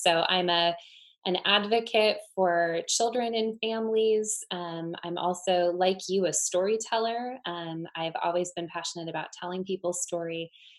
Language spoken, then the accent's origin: English; Pacific Northwest, United States; also born or lived in Ukraine; Well, I was born and raised in the Pacific Northwest and grew up in a Christian family here, and then went to school and studied theater and communication at Seattle Pacific University.